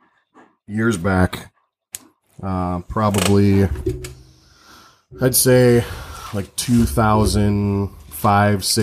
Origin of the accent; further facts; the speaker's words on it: Redford, Michigan, United States; also born or lived in Mount Pleasant, Michigan; I was born and raised in the East Side, Detroit area in Redford. And then, I moved to Mount Pleasant when I was like 16, 17 years old